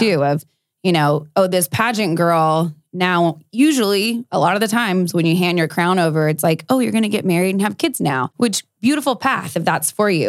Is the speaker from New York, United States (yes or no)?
no; South Texas, United States; I grew up in South Texas